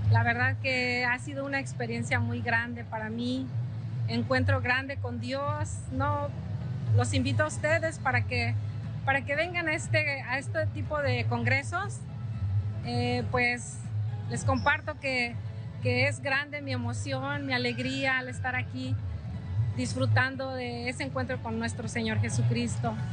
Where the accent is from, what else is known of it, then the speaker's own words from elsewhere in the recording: Tijuana, Baja California, Mexico; vengo de Tijuana.